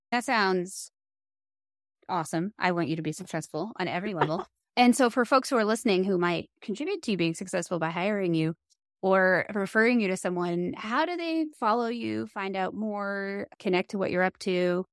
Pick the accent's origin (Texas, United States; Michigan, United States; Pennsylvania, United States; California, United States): Pennsylvania, United States; near Three Mile Island; I grew up near Three Mile Island